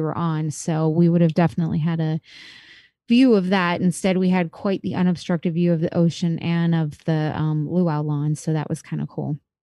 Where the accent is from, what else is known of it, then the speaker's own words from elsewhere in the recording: Florida, United States; I'm from Florida.